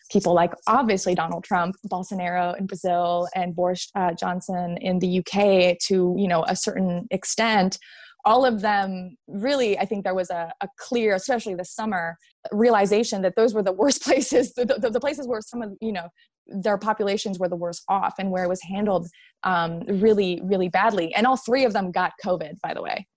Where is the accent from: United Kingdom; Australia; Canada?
Canada; Montreal, Quebec; moved away as an adult; now in United States; I am Canadian, yes. yes. Um, and and I've been living in the states, yeah, for the last seven, eight.